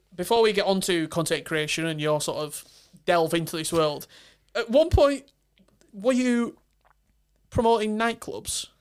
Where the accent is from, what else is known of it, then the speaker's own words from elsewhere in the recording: Barnsley, Yorkshire and the Humber, United Kingdom; I'm from the north. I'm from Barnsley